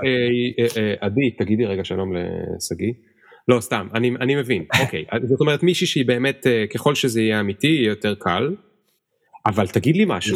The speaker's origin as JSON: {"language": "Hebrew", "country": "Israel"}